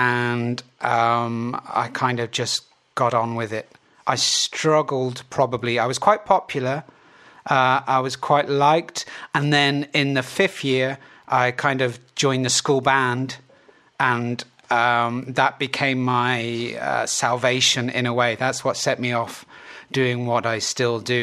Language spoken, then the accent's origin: English; Plymouth, South West England, United Kingdom; I was from Plymouth